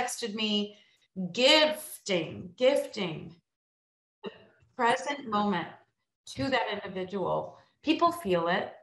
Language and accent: English; Illinois, United States; I'm from Illinois